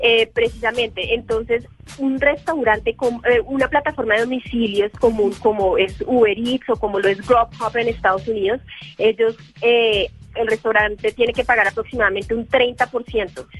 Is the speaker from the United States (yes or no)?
no; Colombia; Nosotros somos colombianos